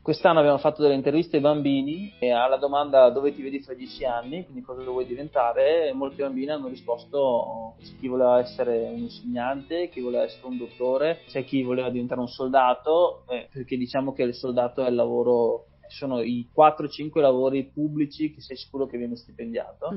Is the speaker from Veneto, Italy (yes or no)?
yes; Cesiomaggiore, Veneto, Italy; also born or lived in Feltre / Pavia; sono cresciuto a Cisio Maggiore, ho fatto le scuole elementari a Cesu Maggiore